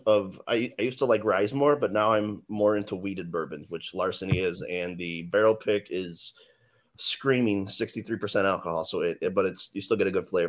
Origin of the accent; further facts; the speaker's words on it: Chicago, Illinois, United States; So I was born and raised in Bridgeport. My family still lives on Canal Street.